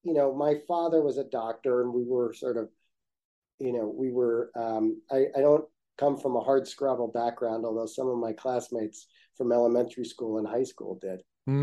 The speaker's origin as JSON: {"language": "English", "town": "Nutley", "region": "New Jersey", "country": "United States", "tie": "born or raised there", "said": "I grew up in a town called Nutley, New Jersey"}